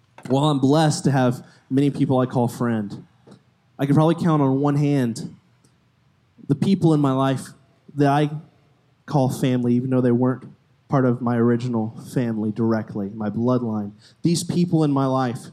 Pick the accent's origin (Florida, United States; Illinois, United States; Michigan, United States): Florida, United States; moved away as an adult; I'm from Florida, if you didn't know. Came all the way from Florida a couple months ago